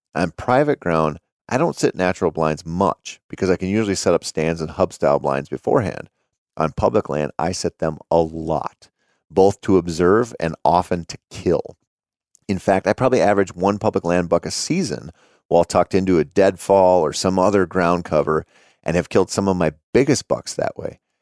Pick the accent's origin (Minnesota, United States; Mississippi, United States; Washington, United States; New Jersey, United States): Minnesota, United States; growing up in Minnesota.